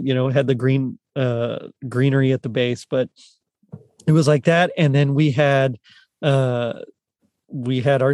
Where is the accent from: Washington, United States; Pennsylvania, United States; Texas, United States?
Texas, United States; Rio Grande Valley, South; moved away; In South Texas in the Rio Grande Valley